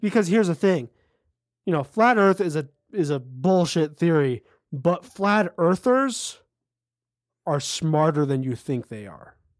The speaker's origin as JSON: {"language": "English", "country": "United States", "said": "we're American"}